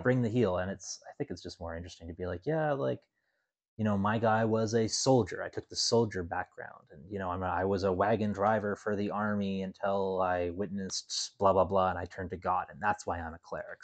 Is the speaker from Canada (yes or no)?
yes; Canada; I'm Canadian.